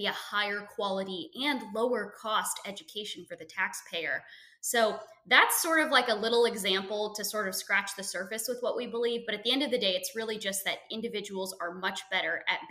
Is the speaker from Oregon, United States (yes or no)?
yes; Portland, Oregon, United States; I grew up in Portland, Oregon. I lived out there from the time I was born